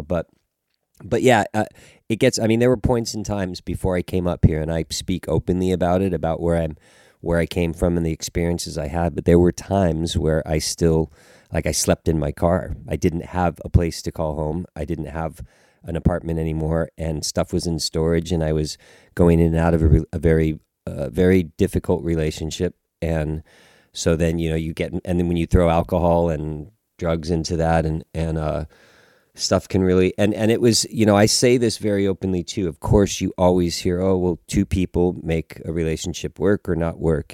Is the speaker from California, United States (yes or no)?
yes; Los Angeles, California, United States; moved away; also born or lived in Pasadena / Manhattan Beach; I was born and raised in Los Angeles